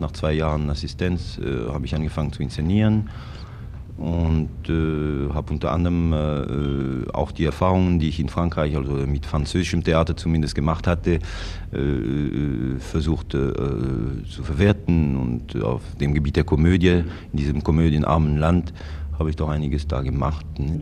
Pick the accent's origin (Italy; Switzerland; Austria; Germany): Switzerland; Yverdon, Vaud; moved away; also born or lived in Zurich; Ich bin äh, gebürtiger Wattländer. Ich, bin in Yverdon geboren, in der, äh, in der französischen Schweiz